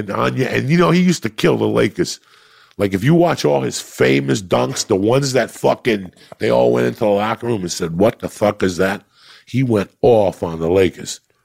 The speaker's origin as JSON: {"language": "English", "town": "North Bergen", "region": "New Jersey", "country": "United States", "also_born_or_lived": "New York City", "said": "I'm from North Bergen, New Jersey"}